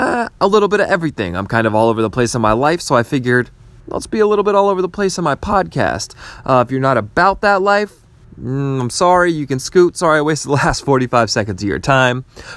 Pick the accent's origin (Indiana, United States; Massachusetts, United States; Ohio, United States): Massachusetts, United States; Boston; now in North Carolina, United States; I currently reside in North Carolina. I am also from Boston, Mass.